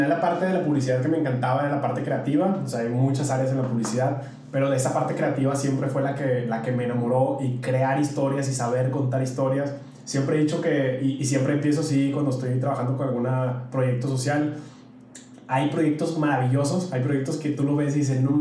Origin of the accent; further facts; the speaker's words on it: Mexico; yo siempre digo que soy mexicano. O sea, al final no puedo olvidar mis raíces eh, fui criado de una manera, amo mi cultura, amo, a pesar de que me viene muy chavito, pero amo México profundamente